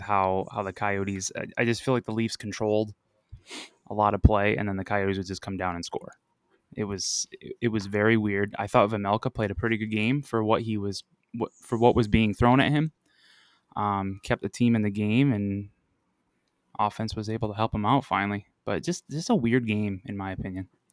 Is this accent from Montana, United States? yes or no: no; Buffalo, New York, United States; moved away as an adult; now in Arizona, United States; I'm originally from Buffalo